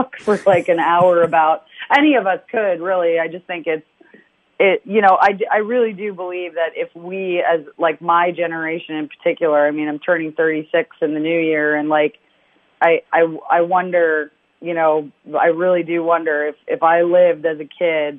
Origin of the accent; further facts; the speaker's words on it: London, United Kingdom; moved away; I love London, you know, my family's still there